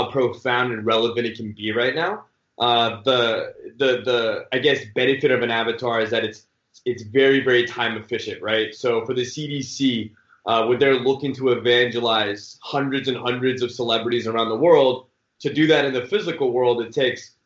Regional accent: the Bay Area, California, United States; also born or lived in Michigan; I'm born and raised in the Bay

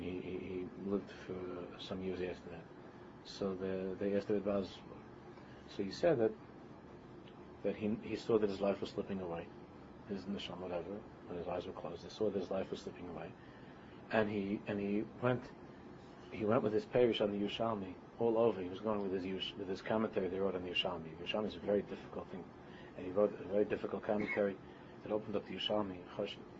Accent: United States; accent: American; my American accent

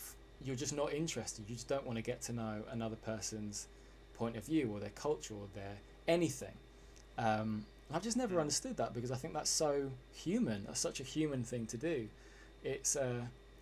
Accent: England, United Kingdom; as everyone could probably hear, I'm English

